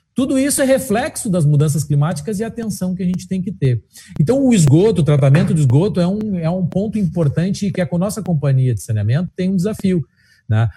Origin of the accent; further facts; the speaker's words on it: Alegrete, Rio Grande do Sul, Brazil; Eu sou da Alegrete, eh, sabe como é no interior